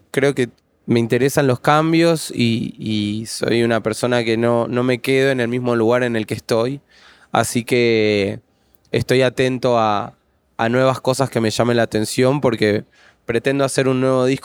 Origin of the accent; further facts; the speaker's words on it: Argentina; Sí, soy argentino